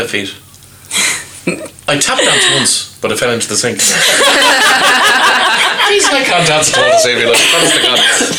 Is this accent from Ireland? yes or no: yes; Ireland; us as Irish people